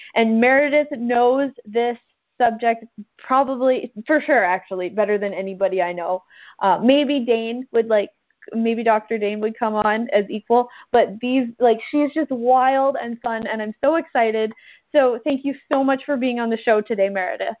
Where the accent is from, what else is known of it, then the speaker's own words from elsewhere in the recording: Canada; I'm a rural farm girl from Canada